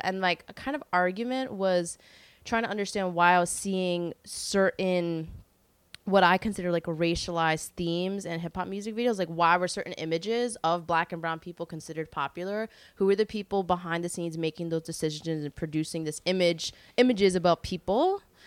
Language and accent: English; New York City, New York, United States; I grew up in Carroll Gardens, which is Disney World now